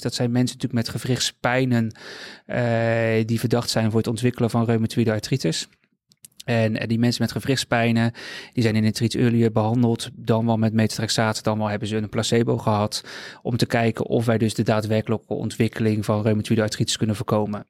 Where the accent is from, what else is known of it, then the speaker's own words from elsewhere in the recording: Rotterdam, South Holland, Netherlands; ik woon al heel mijn leven in Rotterdam.